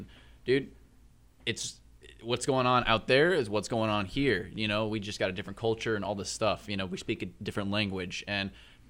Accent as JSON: {"language": "English", "region": "Missouri", "country": "United States", "said": "I'm from Missouri."}